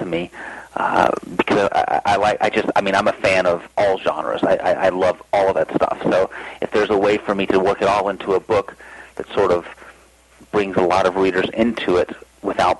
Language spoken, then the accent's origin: English; Statesville, North Carolina, United States; moved away as an adult; now in Colorado, United States; I grew up in Statesville, North Carolina, which is a little north of Charlotte